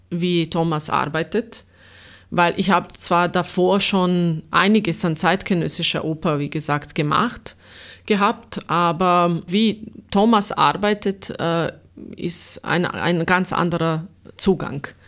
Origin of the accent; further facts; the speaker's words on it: Sarajevo, Federation of Bosnia and Herzegovina, Bosnia & Herzegovina; German is a second language; now in Austria; da, wo ich aufgewachsen bin, äh, in Sarajevo eben in Bosnien, es ist dieselbe Kultur, derselbe Kulturkreis, das, dieselbe Geschichte und war nichts Neues für mich hier, bis auf die Sprache natürlich.